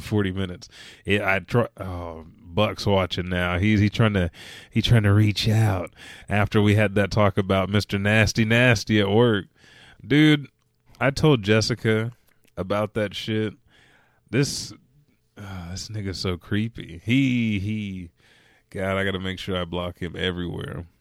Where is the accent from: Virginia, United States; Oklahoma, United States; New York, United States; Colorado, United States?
Oklahoma, United States; Oklahoma City; I said I'm from Oklahoma City